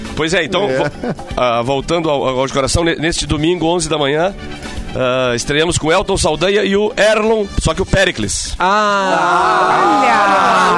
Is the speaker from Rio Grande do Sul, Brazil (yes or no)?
yes; Piratini, Rio Grande do Sul, Brazil; lá na minha cidade, lá em Piratini